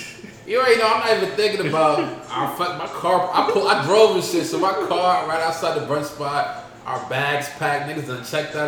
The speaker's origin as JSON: {"language": "English", "town": "Baltimore", "region": "Maryland", "country": "United States", "said": "Like, I'm from Baltimore, nigga. Eastside, man."}